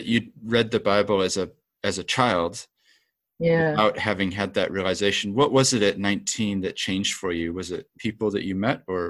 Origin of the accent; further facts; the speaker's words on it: New Zealand; also born or lived in Japan / England / Australia; I have an accent, but I grew up in New Zealand, but my parents are from America. So I grew up with this sort of two places, because we used to go back to America for holidays and aunts and uncles are there